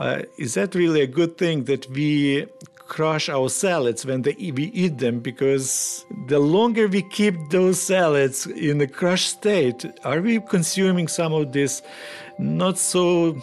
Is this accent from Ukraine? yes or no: yes; Kyiv Oblast, Ukraine; moved away; I grew up in Ukraine, around Kyiv region, and I grew up on a farm.